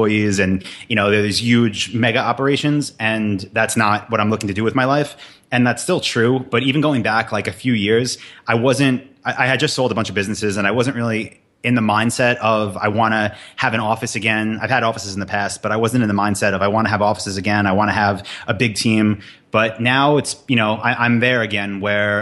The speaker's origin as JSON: {"language": "English", "region": "New York", "country": "United States", "moved": "yes", "said": "I'm from New York."}